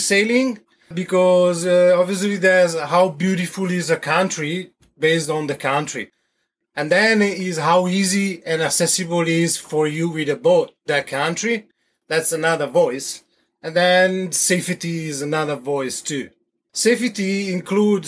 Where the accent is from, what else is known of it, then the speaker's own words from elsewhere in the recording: Verona, Veneto, Italy; English is a second language; moved away as an adult; also born or lived in Havana, Cuba; now in French Polynesia; I was born originally from Verona, Italy. I left Italy around the 20s then and start to travel.